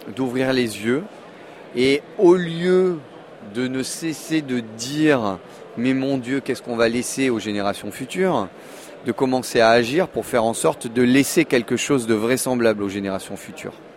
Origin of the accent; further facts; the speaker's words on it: Monaco; je suis né en 1975 à Monaco